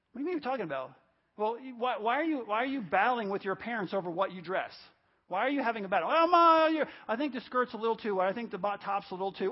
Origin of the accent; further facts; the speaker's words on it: New York, United States; the apartment complex I grew up in New York